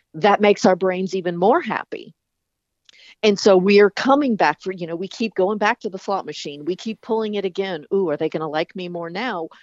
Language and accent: English; the South, United States; I was even from the South